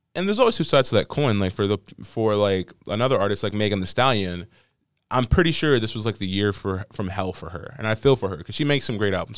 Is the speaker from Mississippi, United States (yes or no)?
no; Las Vegas, Nevada, United States; now in Maryland, United States